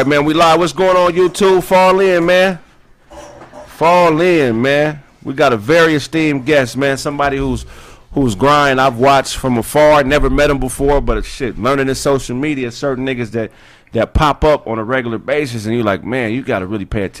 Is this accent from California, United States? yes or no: yes; Pasadena, California, United States; also born or lived in West Covina; but I'm from Pasadena. That's where I was raised.